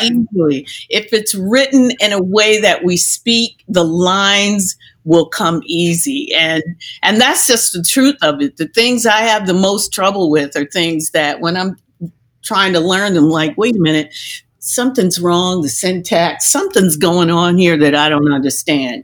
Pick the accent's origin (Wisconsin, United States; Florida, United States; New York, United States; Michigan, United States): Michigan, United States; Detroit; I'm from Detroit